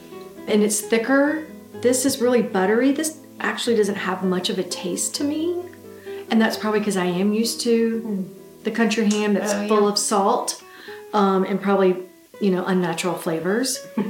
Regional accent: Southern United States, United States; It tastes a tad bit gamey, but not in a bad way. And that's not because I'm a Southerner.

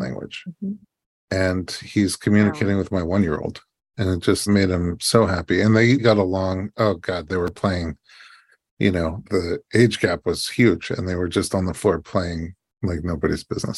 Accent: New York City, New York, United States; now in Los Angeles, United States; We grew up in New York and they were in Brooklyn. We were in Staten Island

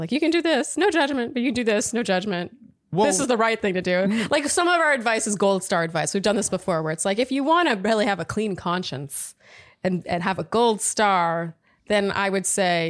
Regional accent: Montreal, Quebec, Canada; now in San Francisco, United States; I'm a 31-year-old single female living in San Francisco, but I'm from Montreal. Canada, shout out.

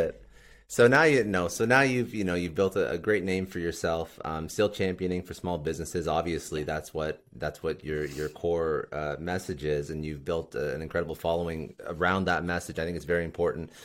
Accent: Canada; I'm actually Canadian

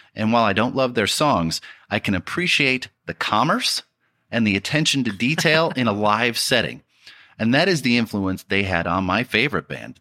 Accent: Detroit, Michigan, United States; growing up in Detroit

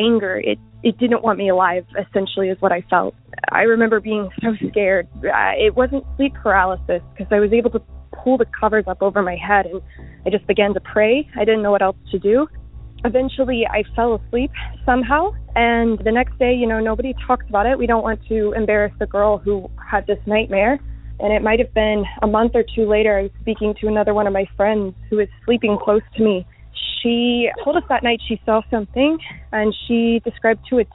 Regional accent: Houston, Texas, United States; I am from Houston

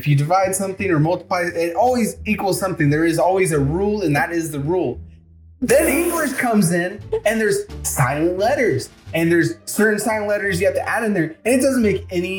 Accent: the South, United States; accent: southern; My southern accent kicks in.

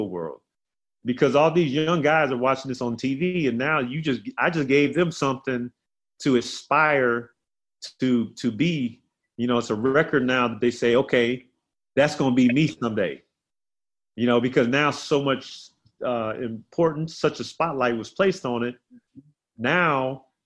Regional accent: South Carolina, United States; moved away; Kevin was always like my young brother growing up in South Carolina. So to see how far, you know, we both have come from those days in South Carolina

